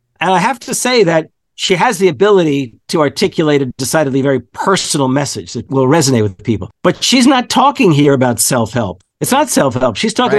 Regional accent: New York, United States; growing up on the Lower East Side of New York as this, you know, young Jewish kid

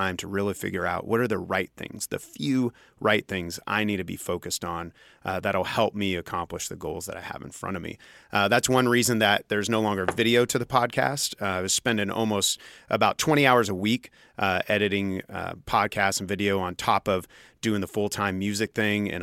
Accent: Junction City, Kansas, United States; I grew up in Junction City

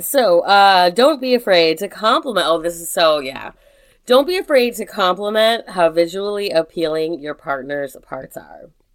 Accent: United States; I'm just so fucking proud of being American right now.

